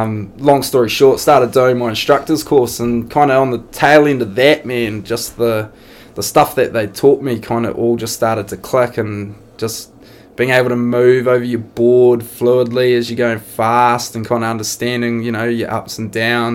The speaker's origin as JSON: {"language": "English", "region": "Auckland", "country": "New Zealand", "tie": "born or raised there", "also_born_or_lived": "Wairu / Linton", "said": "I grew up in a few places. My old man was in the army when I was younger. And Wairu, Linton and South Auckland were a few of the places that I grew up, and kind of jumped around a wee bit when I was younger"}